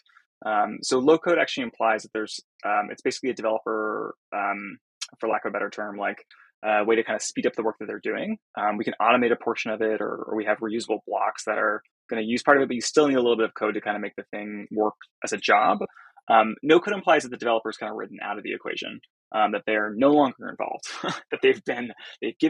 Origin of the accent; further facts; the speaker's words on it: Silicon Valley, California, United States; I grew up in Silicon Valley